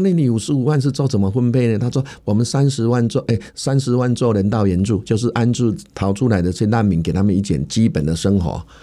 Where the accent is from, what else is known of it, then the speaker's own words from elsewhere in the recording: Changhua County, Taiwan; 在我们彰化这边呢